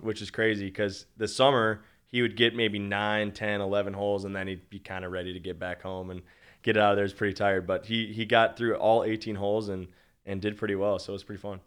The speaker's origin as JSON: {"language": "English", "region": "Minnesota", "country": "United States", "tie": "born or raised there", "said": "I'm from Minnesota, born and raised, always been a Vikings fan."}